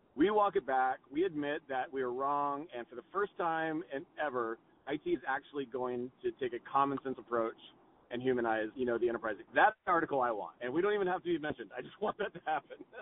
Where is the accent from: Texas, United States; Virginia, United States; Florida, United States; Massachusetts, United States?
Texas, United States; moved away; I grew up in Texas